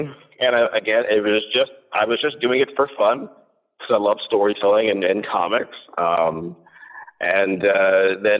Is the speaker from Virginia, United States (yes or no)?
no; New Jersey, United States; I'm originally born and raised in New Jersey